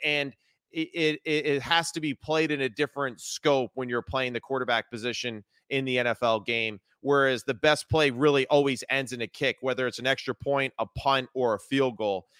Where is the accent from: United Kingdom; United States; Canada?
United States; New Jersey; I grew up in New Jersey